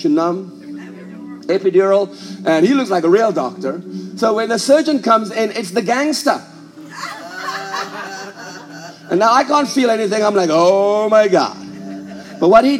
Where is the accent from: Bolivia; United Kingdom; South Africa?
South Africa; now in United States; I was raised a South African, but I no longer feel like I'm a South African